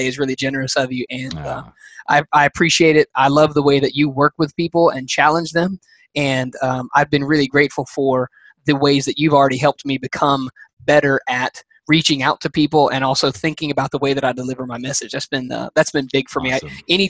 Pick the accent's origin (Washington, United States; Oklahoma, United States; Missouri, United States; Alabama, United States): Alabama, United States; I'm from Alabama. You know how we are down here